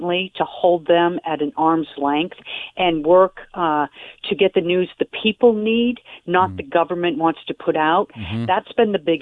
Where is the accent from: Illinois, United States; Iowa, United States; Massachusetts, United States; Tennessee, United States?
Massachusetts, United States; I was born and raised in Massachusetts